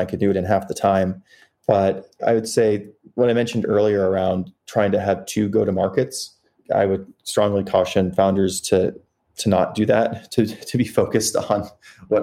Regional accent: South Dakota, United States; now in San Francisco, United States; I grew up in South Dakota

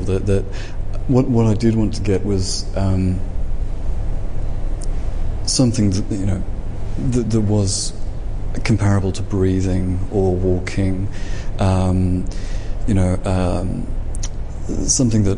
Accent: England, United Kingdom; I'm English

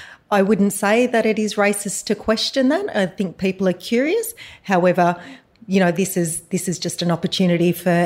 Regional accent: Dubbo, New South Wales, Australia; I'm a Wiradjuri woman from Dubbo, New South Wales.

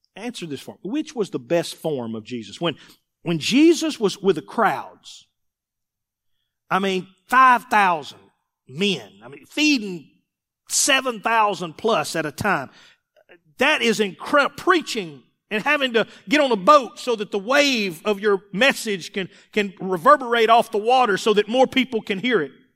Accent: Mississippi, United States; I'm, I'm from Mississippi

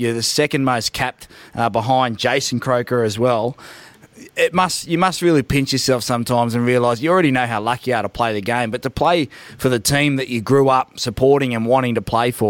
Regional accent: Canberra, Australian Capital Territory, Australia; I'm from Canberra

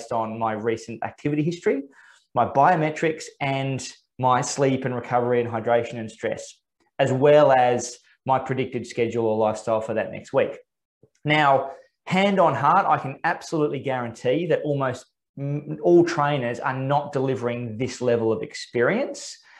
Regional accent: Australia; as an Australian

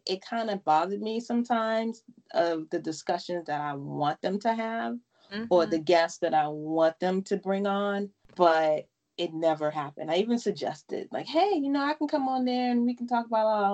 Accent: United States; for us Americans who are not used to African names

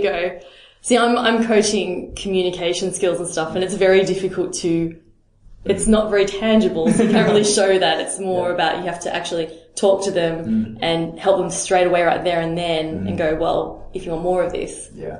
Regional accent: Melbourne, Victoria, Australia; That's what I tell people about Melbourne. When people ask me about my hometown, they say, well, what's there to see?

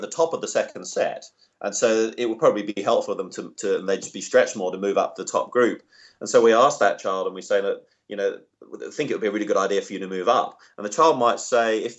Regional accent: England, United Kingdom; now in Australia; I'm English originally

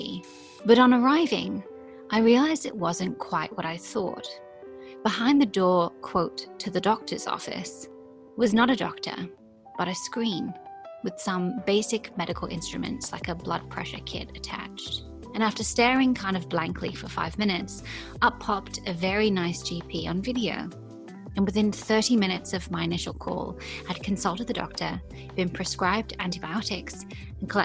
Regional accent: England, United Kingdom; moved away as an adult; also born or lived in Australia; although I'm English, I've never lived in London

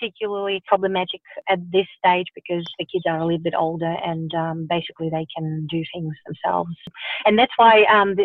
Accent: Russia; now in Melbourne, Australia; I grew up in Russia

